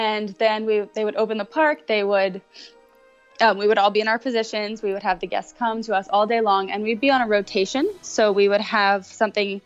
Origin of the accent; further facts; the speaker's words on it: Long Island, New York, United States; moved away as an adult; also born or lived in Allentown, Pennsylvania / Florida; I'm from Long Island, New York